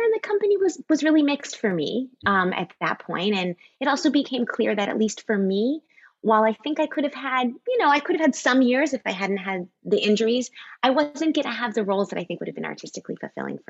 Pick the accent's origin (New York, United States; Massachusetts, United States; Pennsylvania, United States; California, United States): Massachusetts, United States; just outside of Boston; I grew up just outside of Boston.